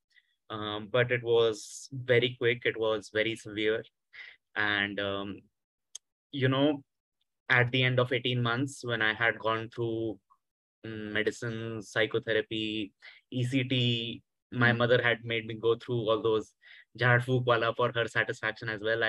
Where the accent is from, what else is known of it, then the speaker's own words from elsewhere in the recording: Hisar, Haryana, India; moved away; also born or lived in Delhi; And I grew up in Hisar. It's a small city in Haryana. It's about 3 hours from Delhi.